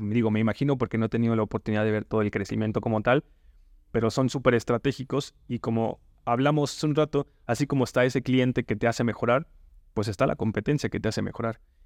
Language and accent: Spanish; Yucatán Peninsula, Mexico; Yo soy de la península, no soy de Yucatán, pero soy cerquita por allí